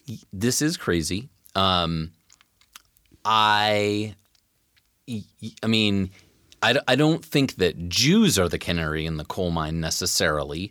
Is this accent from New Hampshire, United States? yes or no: no; Tacoma, Washington, United States; I grew up in the North End of Tacoma